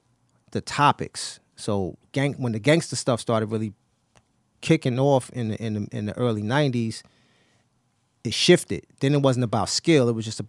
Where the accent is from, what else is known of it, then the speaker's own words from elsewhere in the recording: New York City, New York, United States; I was from Brownsville